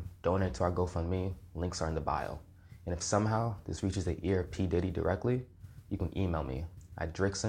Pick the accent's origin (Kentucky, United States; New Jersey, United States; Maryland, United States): New Jersey, United States; Newark; I'm a kid from the South Ward of Newark, New Jersey.